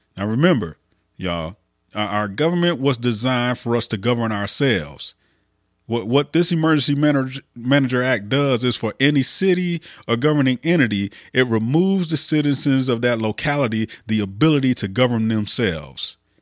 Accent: Flint, Michigan, United States; the poisoning of my hometown

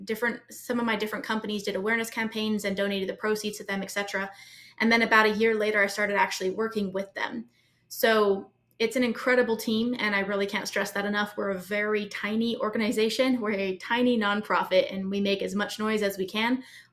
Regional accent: Brazil; also born or lived in Mexico; My family's from the United States. My sisters and I were all born all over the world. I was born in Brazil. I was raised mostly in Brazil and Mexico.

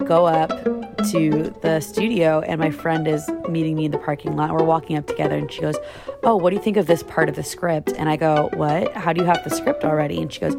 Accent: Orlando, Florida, United States; now in Atlanta, United States; I just moved from my hometown, Orlando, Florida, to Atlanta, Georgia, in the hopes of pursuing a successful acting career for television and film.

